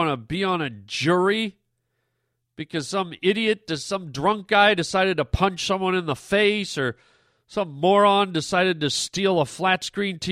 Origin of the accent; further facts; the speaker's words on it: Canada; now in United States; I'm a Canadian citizen